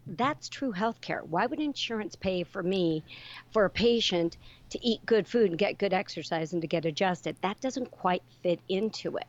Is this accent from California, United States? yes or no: yes; Northern California, United States; I grew up in Northern California on a ranch.